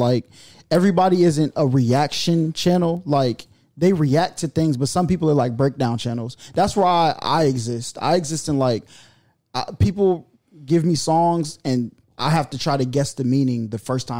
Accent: Atlanta, Georgia, United States; Yeah, I'm from Atlanta.

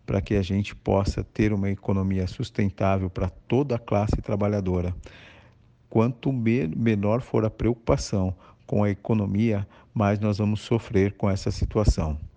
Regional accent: Brazil; como brasileiros

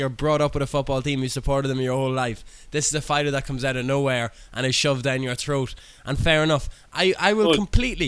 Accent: Ireland; I'm Irish

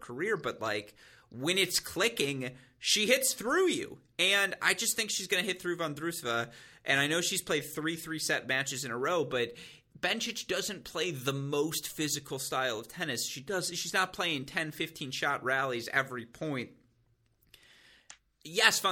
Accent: United States; we're both from the United States

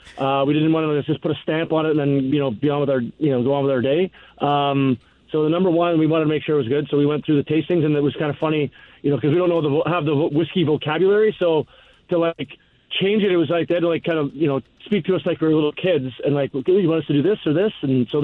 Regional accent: Canada; moved away; our days growing up in Canada

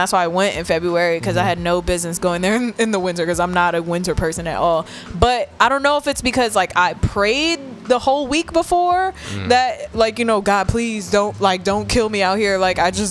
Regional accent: New York, United States; also born or lived in Virginia / D.C. area; I'm from New York. I've been here my whole life.

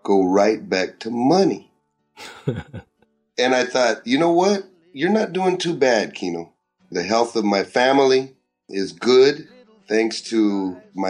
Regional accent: Southern California, United States; a young American kid growing up in Southern California

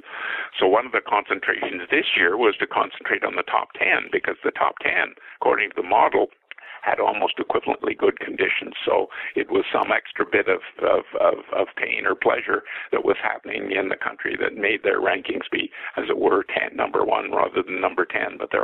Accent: Canada; As a Canadian

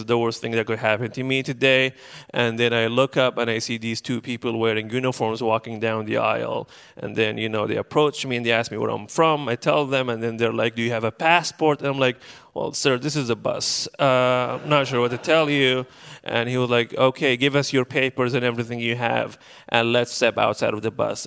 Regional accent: Benghazi, Cyrenaica, Libya; moved away as an adult; now in Portland, United States

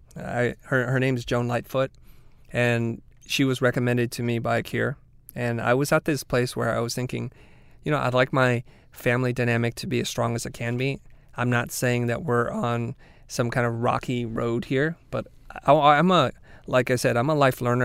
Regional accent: United States; as a person growing up in America, being first generation

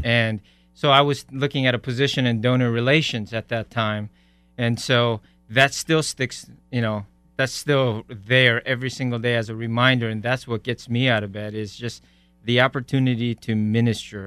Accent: Iowa, United States; moved away as an adult; also born or lived in South Korea / Omaha, Nebraska; now in Frisco, United States; I grew up in Iowa and spent some time in Nebraska, Omaha, and God brought us to. Uh, Frisco, Texas in 2006

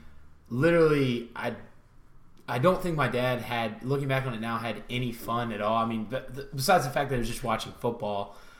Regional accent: Baton Rouge, Louisiana, United States; I grew up in Baton Rouge.

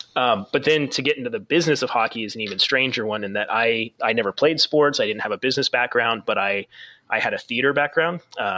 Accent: Phoenix, Arizona, United States; So I grew up in Phoenix, Arizona, which is not exactly, I mean, now it's more of a hockey town, but it certainly wasn't when I was a kid.

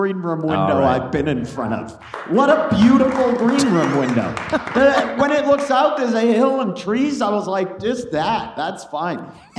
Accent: Maine, United States; moved away as an adult; also born or lived in Boulder, Colorado; now in Colorado, United States; I grew up in Maine, and Maine's a shithole.

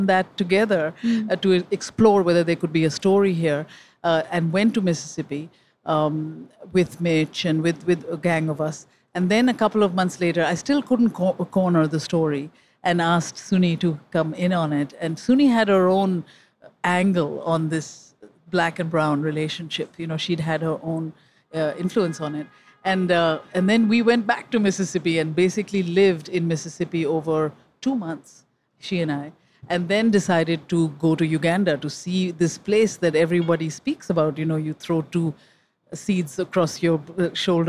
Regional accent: India; moved away as an adult; now in New York, United States; I came from India when I was 19 to Harvard on a scholarship

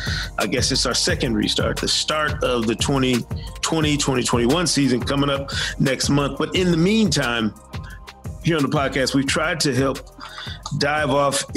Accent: Michigan, United States; growing up in Michigan

